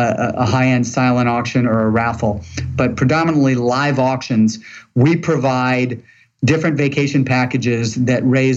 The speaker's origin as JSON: {"language": "English", "town": "St. Louis", "region": "Missouri", "country": "United States", "tie": "born or raised there", "lives_now": "Atlanta, United States", "said": "St. Louis, Missouri."}